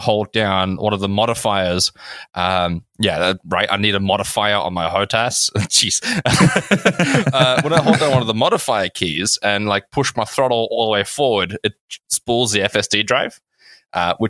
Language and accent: English; South Africa; I grew up in South Africa next to the beach.